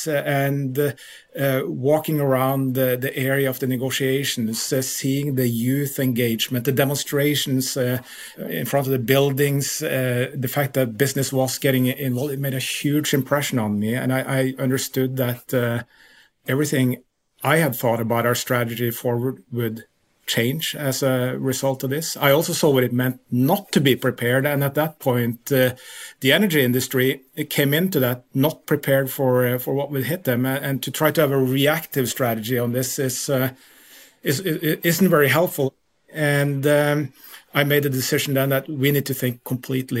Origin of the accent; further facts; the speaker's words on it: Lillehammer, Innlandet, Norway; moved away as an adult; also born or lived in Utah, United States; I grew up in Lillehammer, Norway, which is the Olympic city